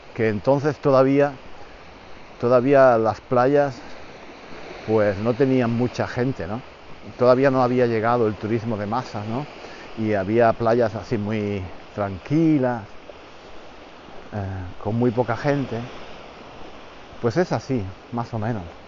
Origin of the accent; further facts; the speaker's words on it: Spain; hablamos mal los españoles